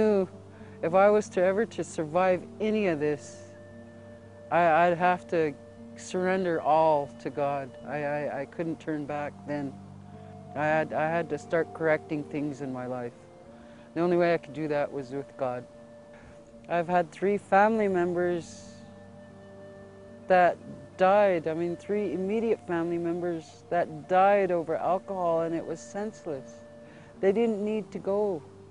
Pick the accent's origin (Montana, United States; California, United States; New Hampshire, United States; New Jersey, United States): Montana, United States; Fort Belknap Indian Reservation, north central; I'm from the Fort Belknap Indian Reservation in north central Montana. I grew up pretty much impoverished